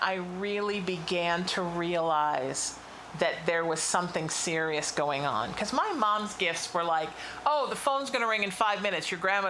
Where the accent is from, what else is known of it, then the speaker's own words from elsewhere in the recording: Chicago, Illinois, United States; also born or lived in Connecticut; I was born in Connecticut. When I was five, my dad got transferred to Chicago.